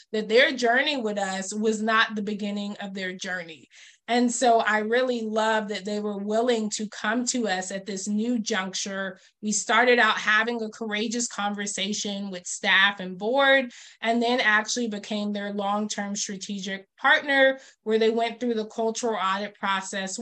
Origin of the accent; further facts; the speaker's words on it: Georgia, United States; I was born in Georgia, so also born in the Deep South